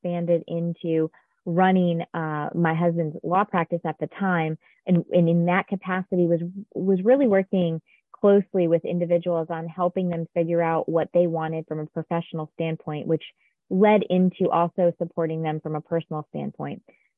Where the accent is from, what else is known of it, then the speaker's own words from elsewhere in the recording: Connecticut, United States; I actually grew up in a small town in Connecticut